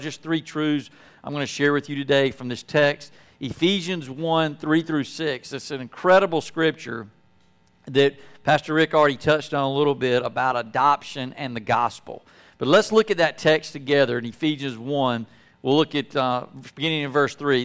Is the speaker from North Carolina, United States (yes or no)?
yes; Apex, North Carolina, United States; moved away as an adult; growing up in Apex